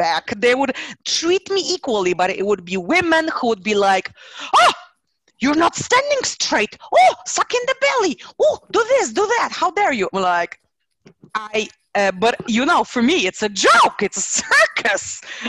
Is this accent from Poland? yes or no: yes; Poland; moved away; I got back home to Poland, to my little town